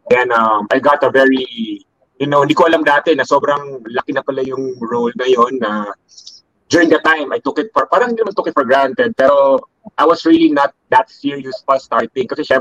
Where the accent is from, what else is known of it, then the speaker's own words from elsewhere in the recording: Cebu, Central Visayas, Philippines; moved away as an adult; now in Manila, Philippines; I grew up in Cebu.